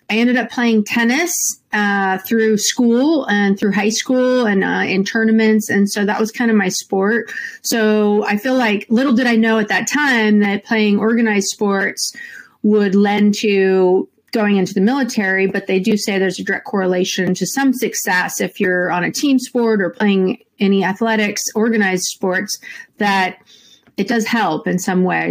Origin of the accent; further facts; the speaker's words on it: Santa Rosa, California, United States; I was born and raised in Santa Rosa, California, which is just about an hour north of San Francisco